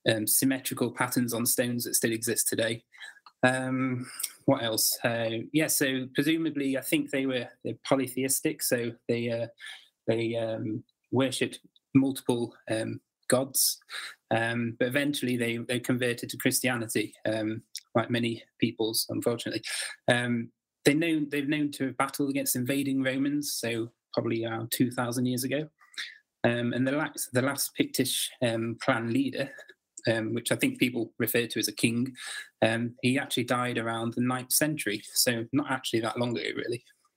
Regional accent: Derbyshire, Peak District, East Midlands, United Kingdom; I grew up in Derbyshire in the Peak District area of England

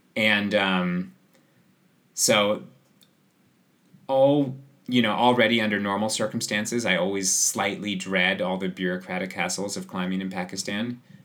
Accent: Seattle, Washington, United States; also born or lived in Squamish, Canada; now in Chamonix, France; I grew up in Seattle

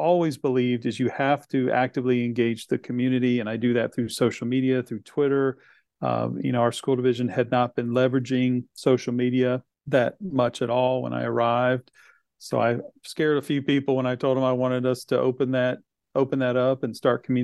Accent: Chesapeake, Virginia, United States; also born or lived in Henry County, Virginia; it was an opportunity to come back to my hometown, which I was very excited about

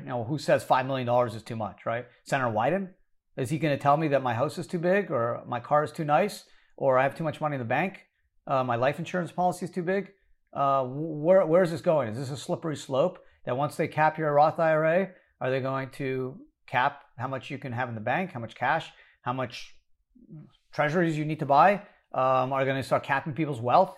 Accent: Canada; now in United States; I was born in Canada

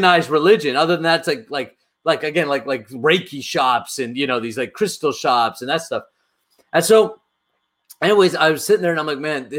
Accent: Canada; I grew up in North America

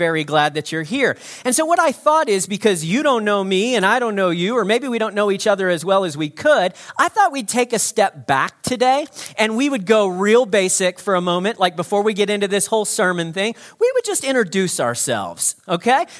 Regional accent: United States; now in Evanston, Canada; I'm not a Canadian. I'm actually an American.

